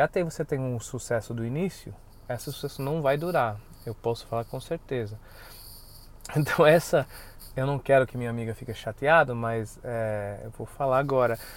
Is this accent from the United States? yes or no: yes; United States; now in Brazil; como somos americanos